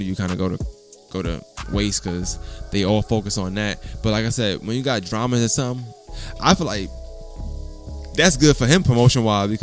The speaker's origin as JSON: {"language": "English", "region": "New York", "country": "United States", "said": "I'm from New York"}